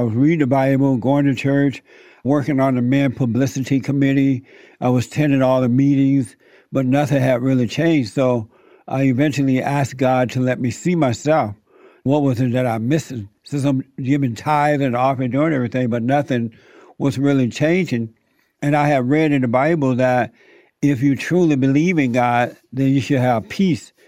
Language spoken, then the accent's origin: English; Alabama, United States; moved away; I grew up in Alabama. I was born there. So I grew up on a plantation down in Alabama.